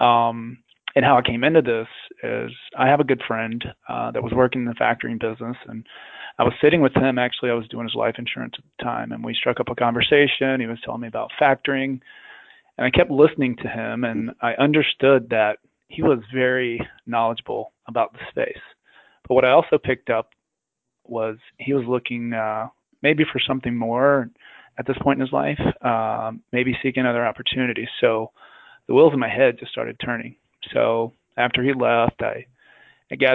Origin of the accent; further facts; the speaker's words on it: South Alabama, United States; I grew up in South Alabama.